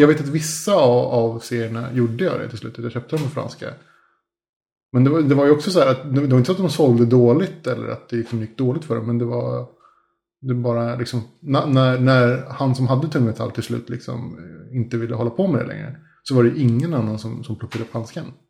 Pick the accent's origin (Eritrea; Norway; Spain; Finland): Spain; now in Sweden; när jag var liten och bodde i Spanien